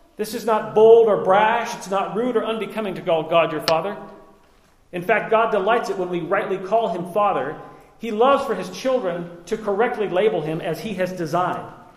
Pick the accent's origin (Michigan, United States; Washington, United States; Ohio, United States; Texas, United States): Washington, United States; Liberty Lake; I was raised in Liberty Lake, Washington, in the early 80s